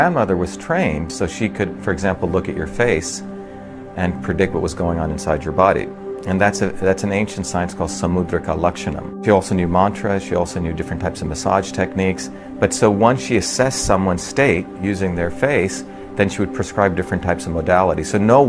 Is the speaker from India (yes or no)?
yes; Mumbai, Maharashtra, India; also born or lived in South India; I was born in Bombay, but in the summer times I spent with my grandmother and my grandparents in a village in deep, deep South India.